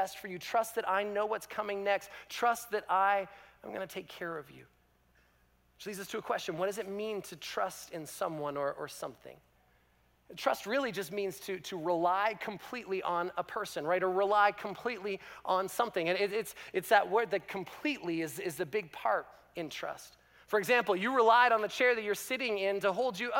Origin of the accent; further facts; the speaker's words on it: Canada; as a Canadian